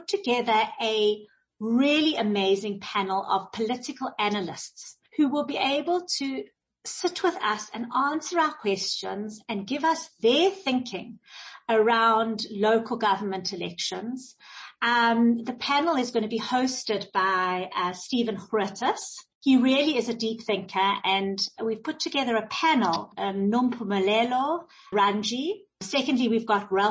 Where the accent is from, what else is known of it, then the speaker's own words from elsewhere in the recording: South Africa; us as South Africans and us as South African Jews